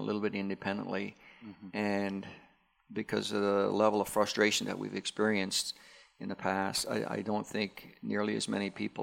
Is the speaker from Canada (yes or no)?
yes; Newfoundland and Labrador, Canada; as a Newfoundlander myself